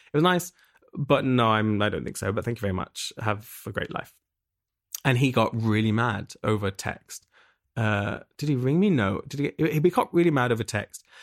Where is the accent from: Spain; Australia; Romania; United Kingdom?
United Kingdom; England; moved away as an adult; now in Berlin, Germany; I'm from England originally. I moved to Berlin, uh, almost seven years ago.